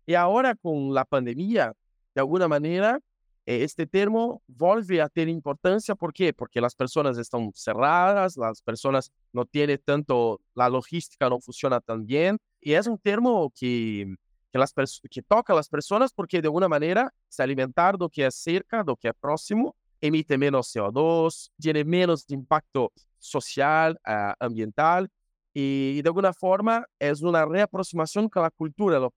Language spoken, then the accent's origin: Spanish; Brazil; Spanish is a second language; soy de Brasil y como siempre hablo con Andrés o en los encuentros de la red, eh, yo no voy a hablar español ni portugués, yo hablo portuñol.